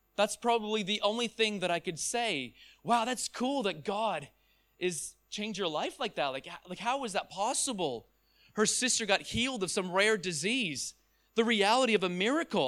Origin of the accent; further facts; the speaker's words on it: Ontario, Canada; I am from Ontario, Canada. That's where I was born